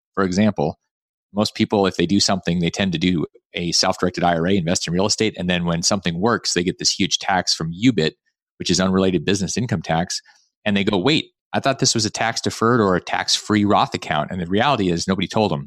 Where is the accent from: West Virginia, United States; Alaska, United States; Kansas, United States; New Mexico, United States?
Alaska, United States; I grew up in Alaska